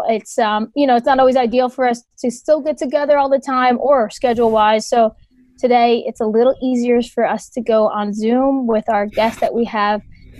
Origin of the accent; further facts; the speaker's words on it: New Jersey, United States; I grew up in North Jersey